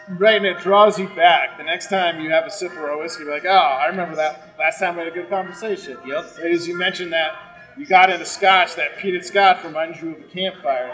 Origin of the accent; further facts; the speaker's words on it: Colorado, United States; growing up in Colorado